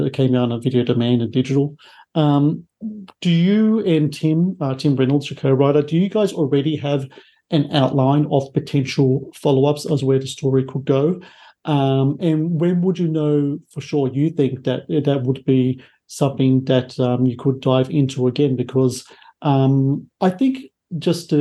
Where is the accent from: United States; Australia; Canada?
Australia; I'm here in Australia